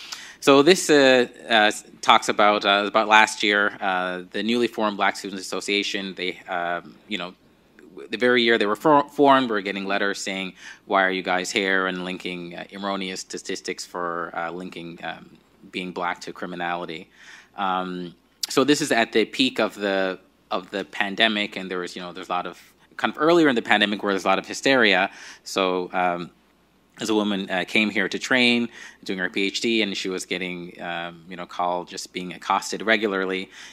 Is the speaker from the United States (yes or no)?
no; Nigeria; now in Newfoundland and Labrador, Canada; So this is me maybe a couple of years before I moved from Nigeria to Newfoundland and Labrador.